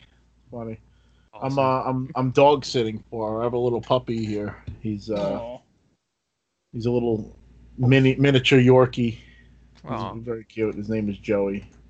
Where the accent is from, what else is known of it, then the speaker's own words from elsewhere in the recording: United States; I'm American millennial.